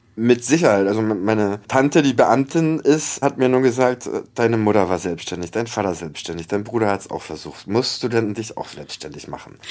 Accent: Hamburg, Germany; moved away as an adult; now in Paris, France; Als Hamburger habe ich dann auch schon oft genug seit 2006 immer als Antwort gehört, ach, du kommst aus Hamburg

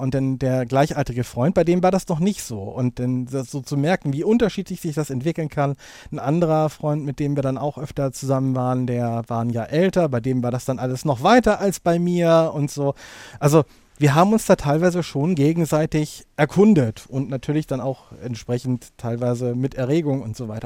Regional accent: Hamburg, Germany; also born or lived in Lower Saxony; ich komme gebürtig aus Niedersachsen, also auf jeden Fall norddeutsch, aber wohne jetzt schon im Grunde seit Beginn meiner Schulzeit in Hamburg

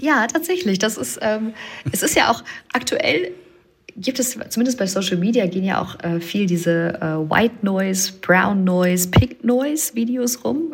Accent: Germany; ich bin aus dem Rheinland

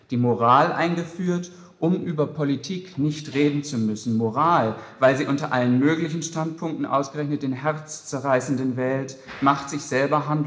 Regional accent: West Berlin, Berlin, Germany; ich komme aus West-Berlin. Ich bin seit 1. September 1989 DDR-Bürger.

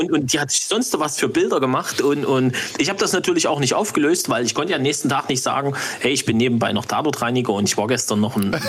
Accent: Saxony, Germany; Ich bin ein Sachse.

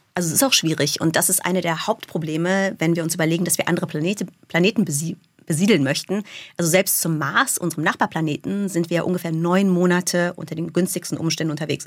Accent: Germany; first language German and English (bilingual); also born or lived in Munich; in Deutschland für mich als kleines Mädchen

